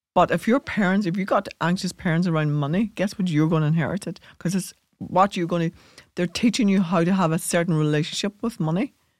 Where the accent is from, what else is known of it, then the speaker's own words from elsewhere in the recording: Ireland; we inherited that as Irish people